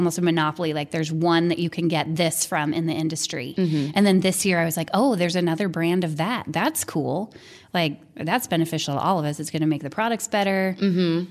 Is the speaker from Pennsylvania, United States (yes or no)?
no; Utah, United States; I'm from Utah